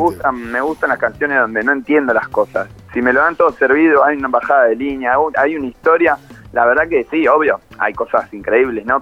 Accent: Buenos Aires, Argentina; yo soy muy porteño

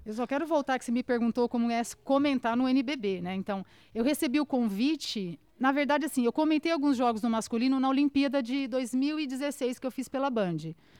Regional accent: Araçatuba, São Paulo, Brazil; accent: caipira; moved away as an adult; also born or lived in Washington, United States; eu sou de Aracatuba, né, interior de São Paulo

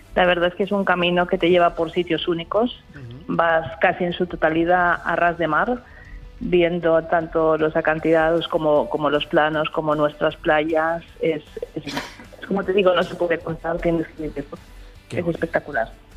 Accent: Menorca, Balearic Islands, Spain; en nuestra isla

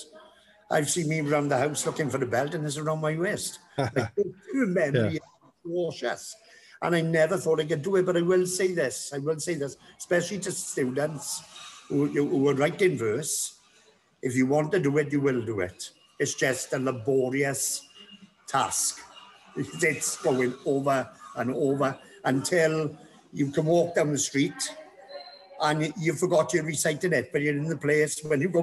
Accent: Treharris, Wales, United Kingdom; I'm from Triadis, yeah. Born and bred, Triadis

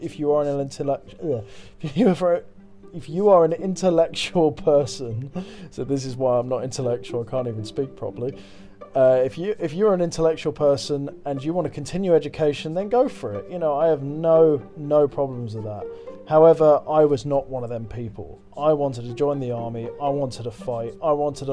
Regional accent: Twickenham, London, United Kingdom; I grew up in Twickenham

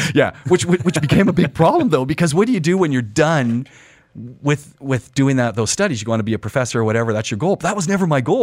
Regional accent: Ajax, Ontario, Canada; moved away; also born or lived in Montreal; I'm a Canadian, so I, I grew up, uh, in Ontario, so people who know Canada, outside Toronto, about twenty minutes outside Toronto in a town called Ajax

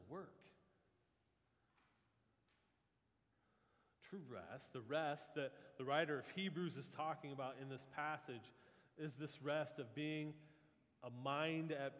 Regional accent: Midwest, United States; We're from the Midwest

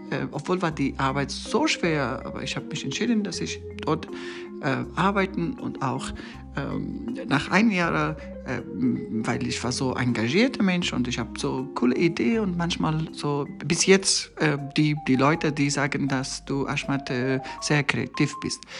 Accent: Afghanistan; German is a second language; zuerst ich muss sagen, äh, ich komme ur ursprünglich aus Afghanistan. Ähm, ich habe äh, in Afghanistan als äh, Journalist äh, ähm, in verschiedenen Medien gearbeitet.

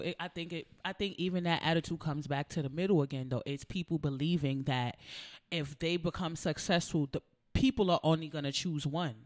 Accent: United States; I'm from America

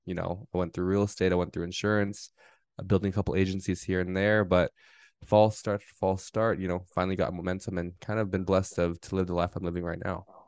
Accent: Southern California, United States; I grew up here in Southern California, my entire life

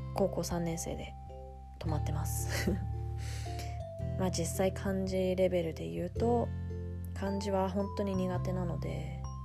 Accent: London, United Kingdom; イギリスのロンドンで生まれ育っているですが一度も日本に住んだことがないです

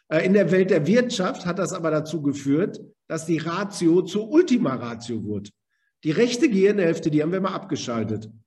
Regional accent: Germany; Wir kennen das als Deutsche, wenn wir sagen, wir haben eine Bestimmung.

